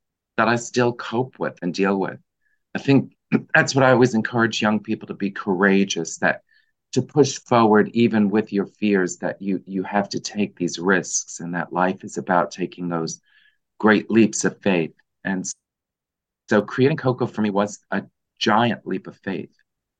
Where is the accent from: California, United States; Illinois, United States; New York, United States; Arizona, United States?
New York, United States; New York City; I grew up in the Bronx in a lower middle class family